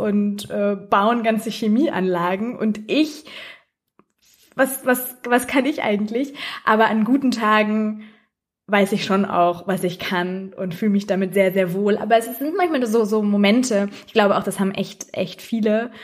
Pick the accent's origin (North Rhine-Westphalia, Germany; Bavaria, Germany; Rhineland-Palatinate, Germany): North Rhine-Westphalia, Germany; near Recklinghausen; in Recklinghausen, äh, direkt bei meiner Heimatstadt